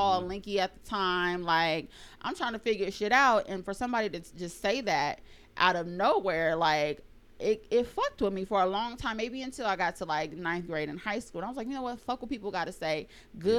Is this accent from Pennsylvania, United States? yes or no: no; Rialto, California, United States; I'm from San Bernardino too. I grew up in Rialto though